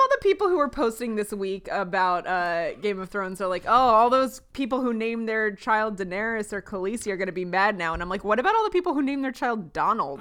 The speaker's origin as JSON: {"language": "English", "town": "Baltimore", "region": "Maryland", "country": "United States", "tie": "born or raised there", "said": "I grew up in Baltimore where Johns Hopkins is"}